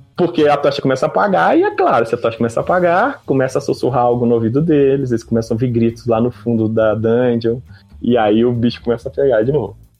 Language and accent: Portuguese; Brasília, Federal District, Brazil; eu sou aqui de Brasília